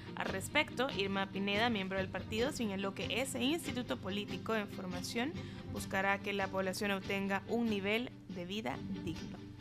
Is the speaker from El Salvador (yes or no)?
yes; El Salvador; Nuestro país